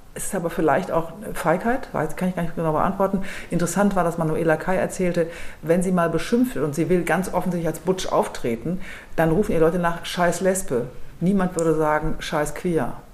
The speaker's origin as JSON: {"language": "German", "town": "Düsseldorf", "region": "North Rhine-Westphalia", "country": "Germany", "tie": "born or raised there", "said": "ich bin gebürtige Düsseldorferin"}